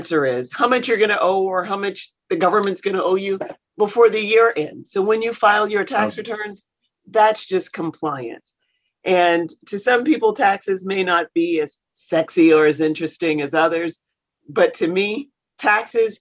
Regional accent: South Carolina, United States; I grew up in South Carolina, actually. So I'm a poor Southern girl.

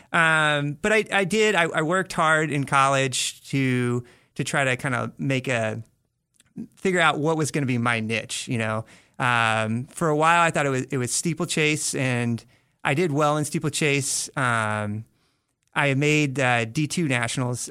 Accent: Bloomington, Indiana, United States; if you guys know the Indiana Hoosiers, uh, that, that's the town I'm from. Uh-huh. So that's where I grew up.

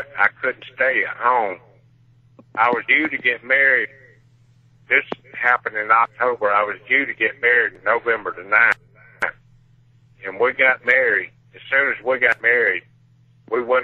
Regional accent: Laurel, Mississippi, United States; moved away; my hometown, Laurel, Mississippi

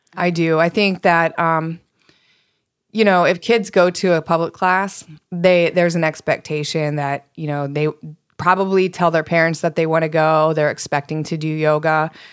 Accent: East Coast, United States; moved away; I grew up on the East Coast.

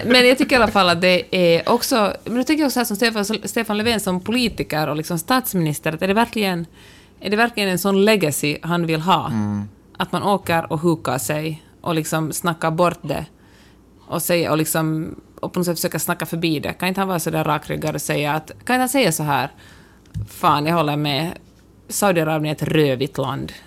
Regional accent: Finland; first language Swedish; mitt modersmål, som verkligen är ett av de två officiella språken i Finland

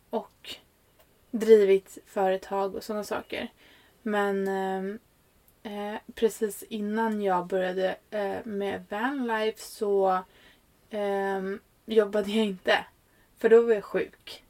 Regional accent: Stockholm, Stockholm County, Sweden; also born or lived in Norrland; kommer ju från Stockholm. Ehm, i botten så är jag ju en norrlänning, ja. Men, eh, är uppväxt i Stockholm

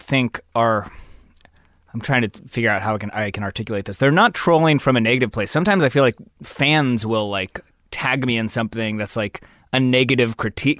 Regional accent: San Diego, California, United States; moved away as an adult; also born or lived in Los Angeles; I grew up probably, like, fifteen, twenty minutes inland from La Jolla, a place called Scripps Ranch

